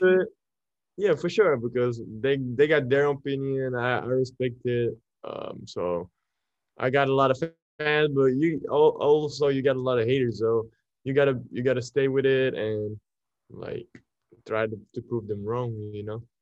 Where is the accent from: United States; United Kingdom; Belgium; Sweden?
Belgium; English is a second language; I'm coming from Belgium